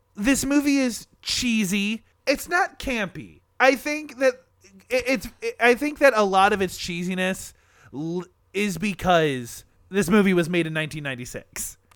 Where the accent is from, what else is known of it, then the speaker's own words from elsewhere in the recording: Michigan, United States; we're from Michigan and anywhere in Michigan, you know, there's a pier nearby